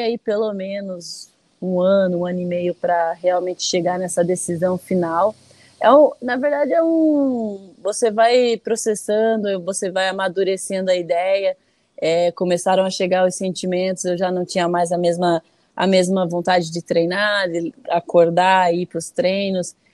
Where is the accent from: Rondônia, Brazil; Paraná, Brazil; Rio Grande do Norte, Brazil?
Paraná, Brazil; Curitiba; also born or lived in Alagoas / Pernambuco / France; Eu nasci em Alagoas, mas apenas nasci porque eu mora, sempre morei, sempre morei até os sete anos, né? Eu morei em Pernambuco. Então, com sete anos, a gente foi para Curitiba